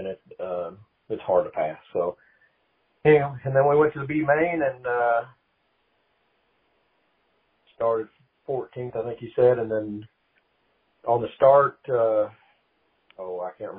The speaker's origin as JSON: {"language": "English", "town": "Oklahoma City", "region": "Oklahoma", "country": "United States", "tie": "born or raised there", "said": "growing up in Oklahoma City"}